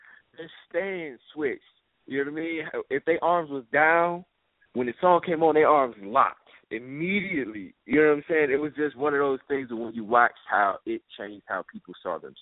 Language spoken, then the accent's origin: English; Chicago, Illinois, United States; Chicago, Illinois, Southside. Robert Taylor Holmes, one of the most notorious projects in Chicago, is where I grew up